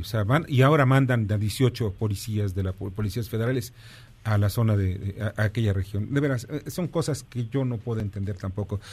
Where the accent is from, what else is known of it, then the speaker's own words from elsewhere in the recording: Mexico; nosotros los mexicanos